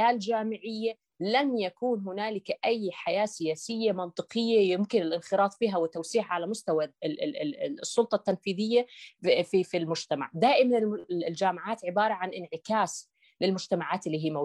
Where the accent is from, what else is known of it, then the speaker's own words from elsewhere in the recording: Jordan; بالنهايه نحن مواطنين اردنيين حاملين لارقام وطنيه